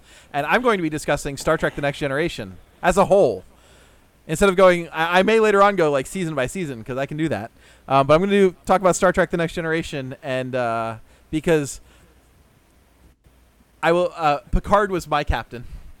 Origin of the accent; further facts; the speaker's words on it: Port Orange, Florida, United States; I grew up in Port Orange.